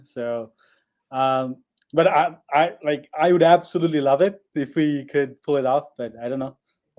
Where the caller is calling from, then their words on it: Colorado, United States; No, I'm speaking from Colorado.